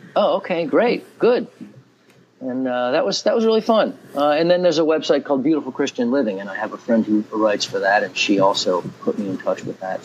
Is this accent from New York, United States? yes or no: yes; Grand Island, New York, United States; also born or lived in Syracuse, New York / Manhattan, New York / central New Jersey; now in Williamsport, United States; I grew up outside Buffalo, New York, in a um, well, it's not a small town, but a town of about twenty-five or thirty thousand called Grand Island